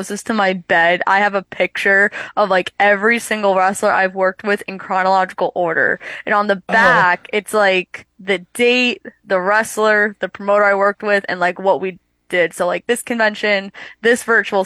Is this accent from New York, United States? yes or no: yes; New York, United States; my home state of New York